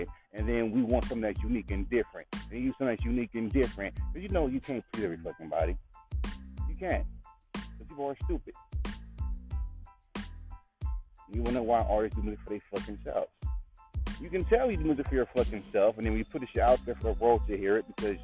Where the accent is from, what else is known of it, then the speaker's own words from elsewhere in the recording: California, United States; I grew up in California.